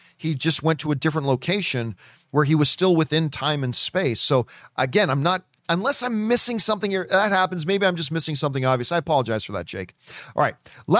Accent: New York City, New York, United States; I was born and raised in Washington Heights, New York. My family is from the Dominican Republic

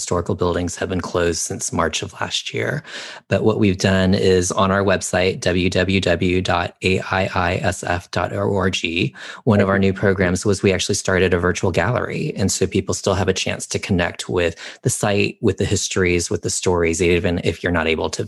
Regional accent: Texas, United States; moved away; Growing up in Texas was definitely challenging

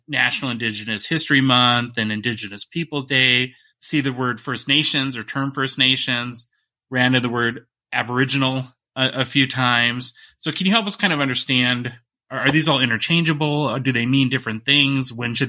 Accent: Minnesota, United States; So I'm from Northern Minnesota originally, and we have a fairly large Native American population there

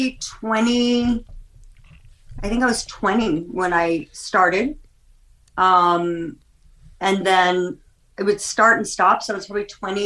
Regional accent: Santa Fe, New Mexico, United States; also born or lived in Los Angeles, California; now in Las Vegas, United States; Born and raised in Santa Fe, New Mexico. And then I should say raised between here and Santa Fe.

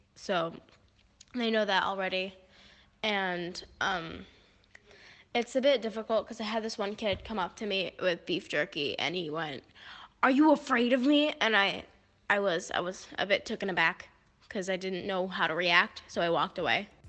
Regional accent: United States; now in Dubai, United Arab Emirates; I'm from America. I live in Dubai

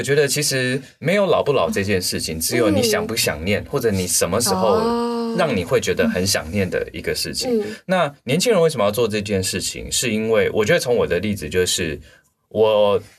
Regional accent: Tainan, Taiwan; now in Taipei, Taiwan; 我是台南人。

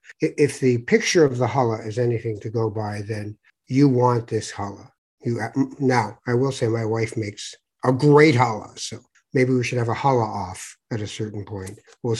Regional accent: Toronto, Ontario, Canada; I grew up in Toronto

